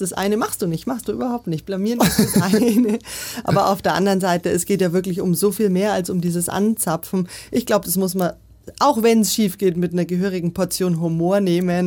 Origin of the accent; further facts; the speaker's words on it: Nuremberg, Bavaria, Germany; moved away as an adult; now in Munich, Germany; Nürnberg, wo ich herkomme